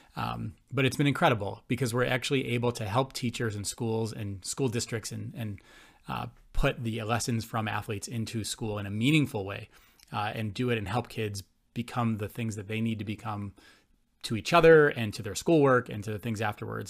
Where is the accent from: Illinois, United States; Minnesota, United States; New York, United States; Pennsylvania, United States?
New York, United States; Buffalo; I was born and raised in Buffalo, New York